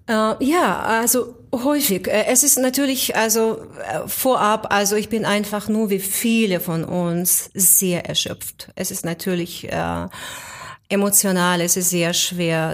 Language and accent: German; near Vinnytsia, Vinnytsia Oblast, Ukraine; also born or lived in Moscow, Russia; now in Germany; eigentlich neben Stadt Vinica, also nicht direkt in Vinica, aber in der Nähe von Stadt Vinica. Das ist südwestlich, also 200 Kilometer südwestlich von Kiew ungefähr